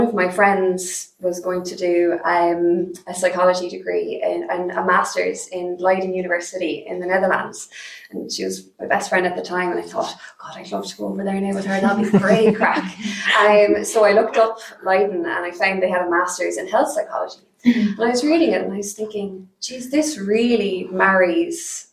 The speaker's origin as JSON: {"language": "English", "town": "Cork", "region": "Munster", "country": "Ireland", "tie": "born or raised there", "said": "I was born, I grew up here in Cork"}